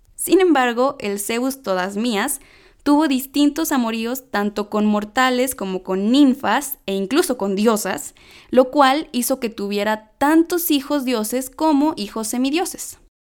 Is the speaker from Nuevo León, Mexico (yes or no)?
yes; Monterrey, Nuevo León, Mexico; accent: regio; hasta se me sale el acento regio